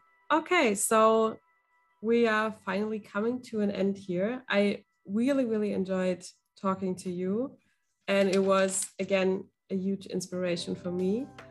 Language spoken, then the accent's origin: English; England, United Kingdom; Well, I'm English.